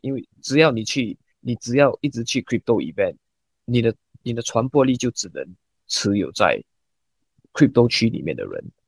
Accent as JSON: {"language": "Chinese", "country": "Singapore", "said": "我们新加坡人很少用微信啊，我们没有微信"}